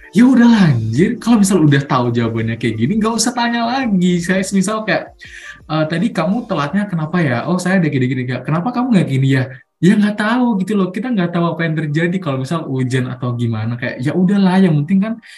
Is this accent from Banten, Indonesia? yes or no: no; Mojokerto, East Java, Indonesia; asalku nggak jauh-jauh dari Malang dari Malang sih dari Mojokerto